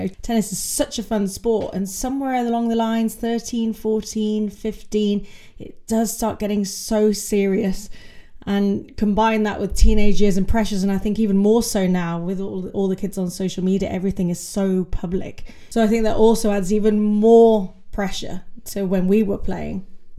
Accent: West Midlands, United Kingdom; I'm from Warwickshire, we had a really strong tennis county back in the day.

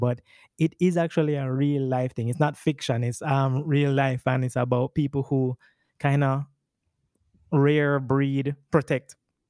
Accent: Kingston, Jamaica; I am from Kingston, Jamaica

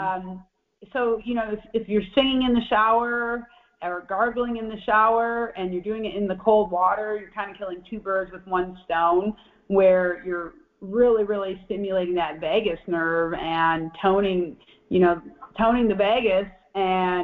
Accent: Michigan, United States; moved away as an adult; I'm from Michigan originally, and I spent a long time. I lived 30 years in Michigan

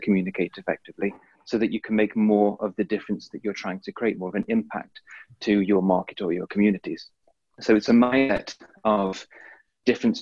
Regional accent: Staffordshire, West Midlands, United Kingdom; now in Clearwater, United States; I hail from Staffordshire, England

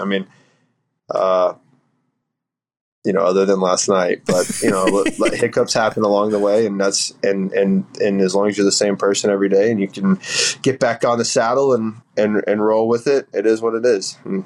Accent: Central Florida, United States; we're both from Central Florida

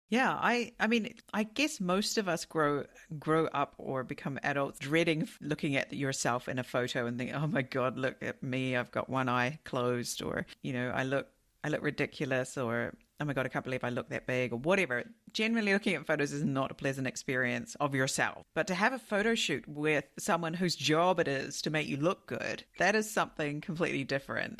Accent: New Zealand; now in Japan; I come from New Zealand.

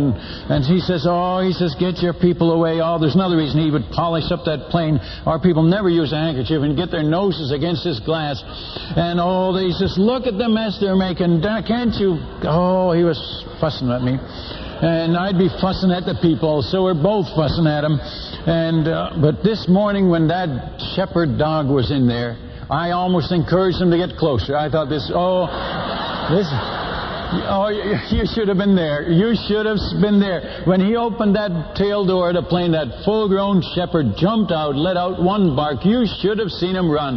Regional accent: Netherlands; now in United States; I'm Dutch by birth. I was born in Holland

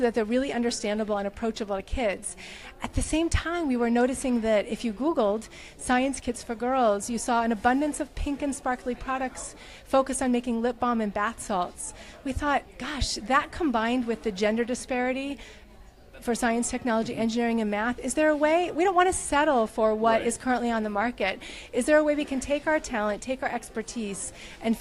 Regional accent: New York, United States; now in Portland, United States; I'm from New York originally, but I live in Portland, Oregon

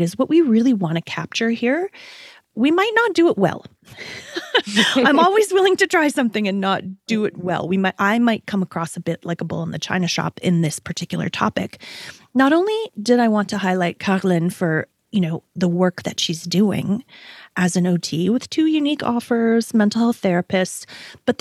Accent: Canada; being Canadian

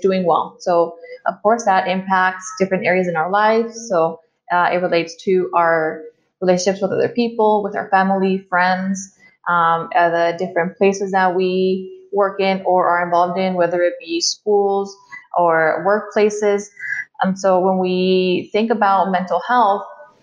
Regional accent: El Paso, Texas, United States; I was born and raised here in El Paso

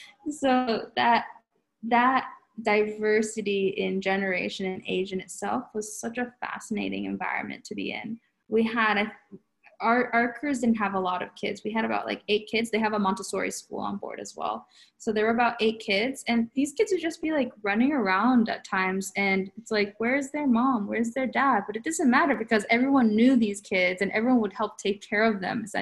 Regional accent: United States; now in Japan; going back to what I was saying about growing up in the United States, I never really felt too out of place. It was only after college when I came back to Japan.

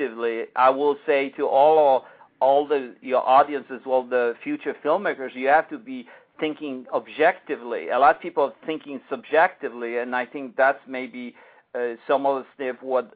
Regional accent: United States; as an American

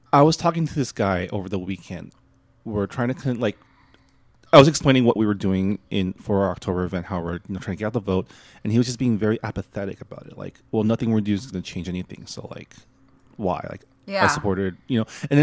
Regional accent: Canada; I'm a Canadian

